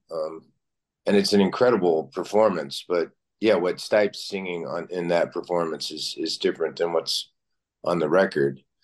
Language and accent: English; Lexington, Kentucky, United States; moved away; I grew up in Kentucky